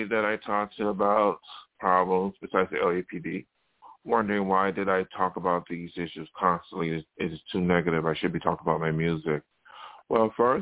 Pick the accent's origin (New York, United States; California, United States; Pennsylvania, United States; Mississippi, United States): New York, United States; Buffalo; now in Los Angeles, United States; my hometown where I grew up in Buffalo